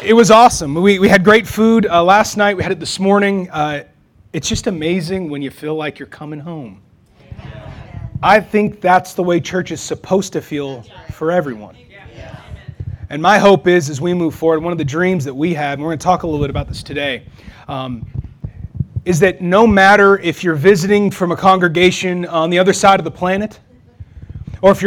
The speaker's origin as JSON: {"language": "English", "region": "Texas", "country": "United States", "moved": "yes", "lives_now": "Wichita, United States", "said": "I'm from Texas"}